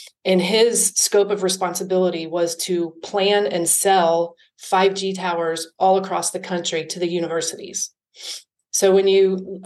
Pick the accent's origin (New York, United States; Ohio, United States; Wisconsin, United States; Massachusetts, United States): Ohio, United States; Cincinnati; moved away as an adult; also born or lived in Atlanta, Georgia / Denver, Colorado / Culver City, California; So I was born and raised in Cincinnati. I lived in Cincinnati until I was 20, and at which time I moved to Atlanta, Georgia